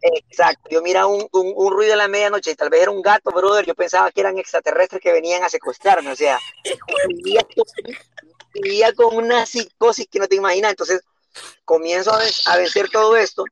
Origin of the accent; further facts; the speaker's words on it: San Pedro Sula, Cortés, Honduras; yo nací en Sunseri, te cuento, en el año de 1984 viví en la ribera